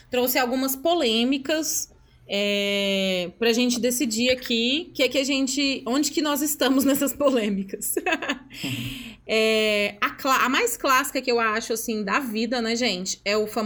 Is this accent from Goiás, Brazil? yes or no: yes; Goiás, Brazil; Próxima, a gente vai trazer uma clássica goiana, gente. Como bons goianos que somos.